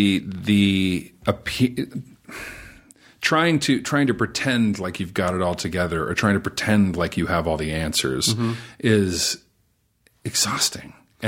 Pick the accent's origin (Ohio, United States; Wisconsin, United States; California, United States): California, United States; Sacramento; I'm from Sacramento. I went home for a couple of days to talk to the students at my old high school.